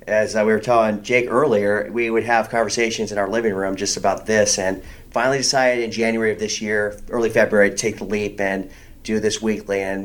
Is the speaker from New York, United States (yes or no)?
no; Vista, California, United States; also born or lived in Orange County; I grew up essentially in Vista my entire life